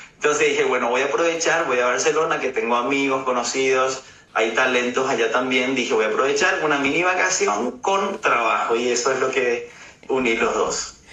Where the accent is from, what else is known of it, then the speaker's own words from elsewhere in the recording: Paraguay; now in Germany; yo soy de Paraguay, así que tengo la cultura paraguaya y bueno, mi papá es alemán y vivo aquí en Alemania